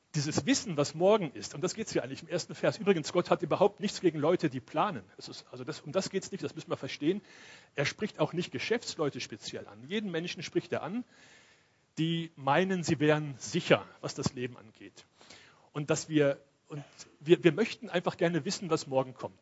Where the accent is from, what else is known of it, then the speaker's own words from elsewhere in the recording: Cologne, North Rhine-Westphalia, Germany; moved away; ich komme ja aus Köln